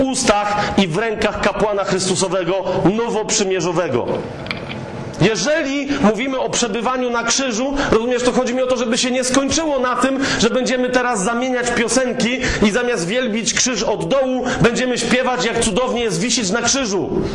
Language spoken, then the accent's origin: Polish; Kraków, Lesser Poland, Poland; ja jestem z Krakowa